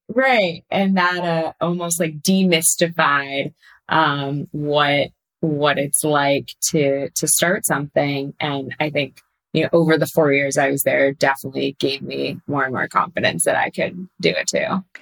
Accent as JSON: {"language": "English", "town": "Pasadena", "region": "California", "country": "United States", "tie": "born or raised there", "moved": "as an adult", "lives_now": "New York, United States", "said": "I grew up in Pasadena in Southern California, and then I came out to New York for undergrad"}